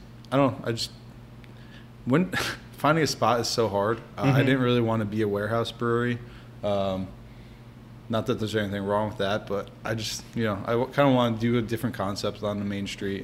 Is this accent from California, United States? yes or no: no; New Jersey, United States; I grew up in North Jersey